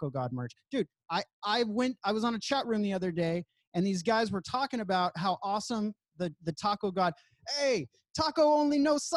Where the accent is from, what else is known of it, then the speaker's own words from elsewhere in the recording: Inland Empire, California, United States; I grew up in the Inland Empire.